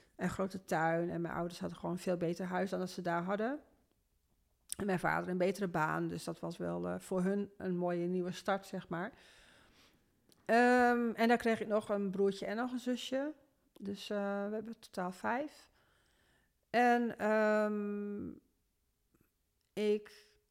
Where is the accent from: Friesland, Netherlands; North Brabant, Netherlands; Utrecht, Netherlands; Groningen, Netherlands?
Groningen, Netherlands; Veendam; geboren in Noordoost-Groningen, in Veendam. Ehm, als oudste van een gezin van vijf kinderen. Wij woonden daar